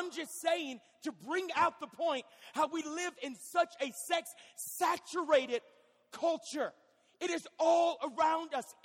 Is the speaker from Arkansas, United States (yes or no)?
yes; Fort Smith, Arkansas, United States; I'm from Fort Smith, Arkansas.